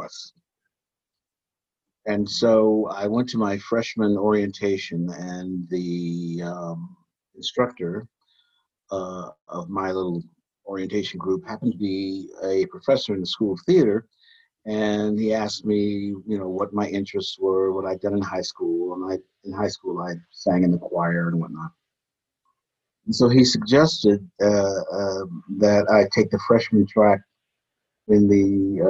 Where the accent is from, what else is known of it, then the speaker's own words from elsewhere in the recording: Cleveland, Ohio, United States; I grew up in Cleveland, Ohio